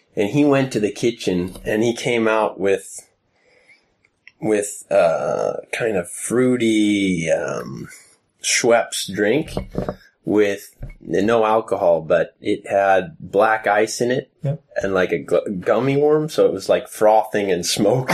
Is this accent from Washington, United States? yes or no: yes; Seattle, Washington, United States; now in Sweden; growing up in Seattle, my older brothers played uh, Dungeons and Dragons